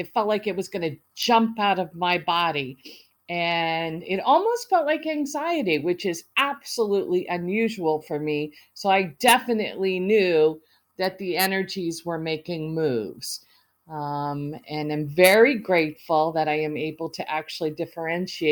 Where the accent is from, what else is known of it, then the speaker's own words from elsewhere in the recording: United States; also born or lived in Italy / Canada / Africa; I was raised mostly in the United States